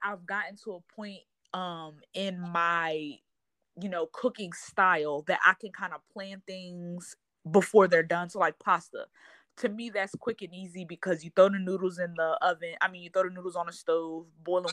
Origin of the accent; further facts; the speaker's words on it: Wilmington, Delaware, United States; moved away as an adult; also born or lived in North Carolina; now in Texas, United States; I lived in North Carolina for school, but I'm originally from Delaware. So I moved from North Carolina to Texas almost 2 years ago.